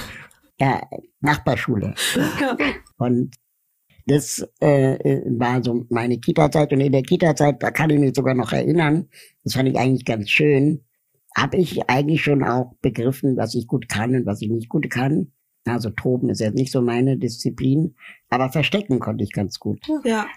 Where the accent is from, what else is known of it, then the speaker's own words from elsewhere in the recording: Berlin, Germany; ich bin in Westberlin aufgewachsen